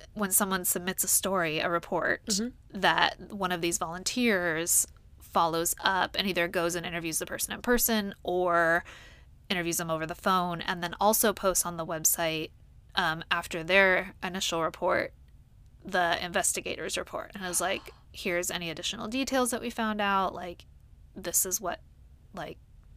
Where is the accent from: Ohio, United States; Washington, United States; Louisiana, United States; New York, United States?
Washington, United States; Whidbey Island; moved away; since I'm originally from Washington, I thought I would have a little look-see at the sightings that have been reported there. And, excitedly, I found some sightings from my hometown on Whidbey Island